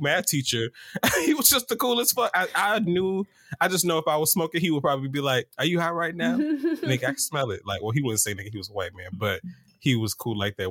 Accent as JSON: {"language": "English", "town": "Atlanta", "region": "Georgia", "country": "United States", "said": "I'm from Atlanta"}